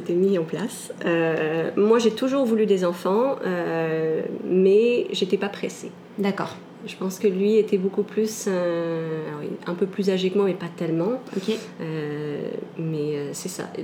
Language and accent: French; Canada; also born or lived in France; je suis née en France. Je suis arrivée au Canada quand j'étais très jeune. Et j'ai fait pas mal d'allers-retours entre les deux.